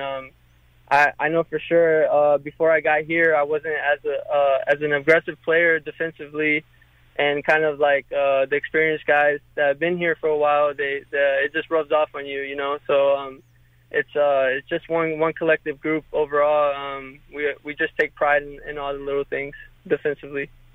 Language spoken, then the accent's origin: English; North Carolina, United States; now in Louisville, United States; I'm from North Carolina, so I know all the spots